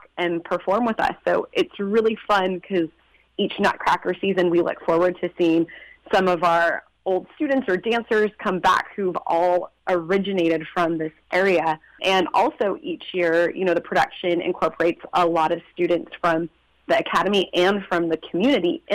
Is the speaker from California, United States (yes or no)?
yes; Inland Empire, California, United States; moved away as an adult; also born or lived in London, United Kingdom; I was born and raised right here in the Inland Empire